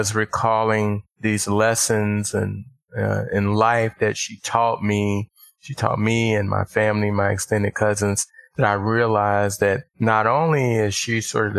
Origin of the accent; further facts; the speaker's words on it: Little Rock, Arkansas, United States; I grew up in Little Rock, Arkansas